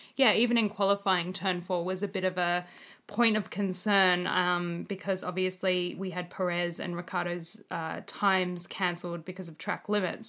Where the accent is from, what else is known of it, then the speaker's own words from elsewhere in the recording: Australia; as an Australian